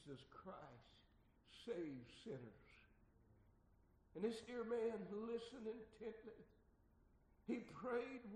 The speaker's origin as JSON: {"language": "English", "region": "Arkansas", "country": "United States", "tie": "born or raised there", "said": "Arkansas, my home state"}